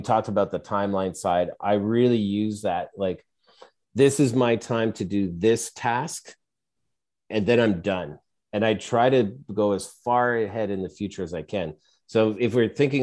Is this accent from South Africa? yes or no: no; Canada; we're Canadian where I am. And I grew up with hockey and Oilers